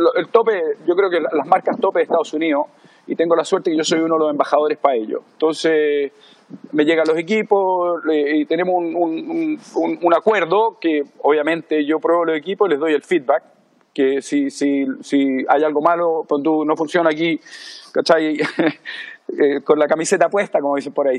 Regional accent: Chile; moved away as an adult; also born or lived in Miami / Los Angeles / South Africa / Europe; now in Maui, United States; Yo me fui de Chile por ahí por el 90 y creo que el 93 o 94.

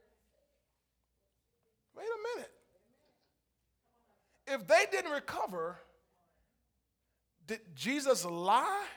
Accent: St. Petersburg, Florida, United States; I was raised in St. Petersburg. I'm not Greek

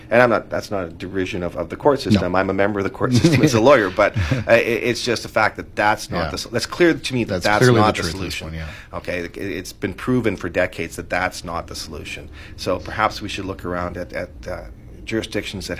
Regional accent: British Columbia, Canada; as British Columbians

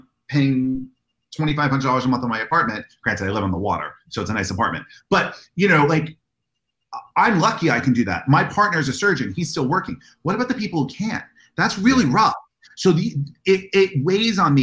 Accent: United States; I'm an American

